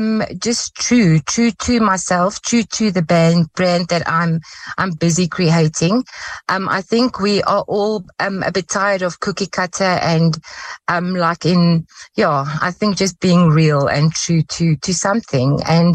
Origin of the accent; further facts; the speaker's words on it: South Africa; Yes, as every South African girl, I did grow up with potpourri.